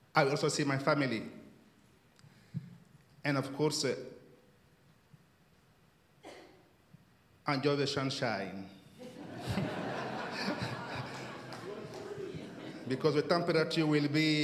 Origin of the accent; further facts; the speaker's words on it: Mali; moved away as an adult; now in United Kingdom; I'm going back to Mali, my home country.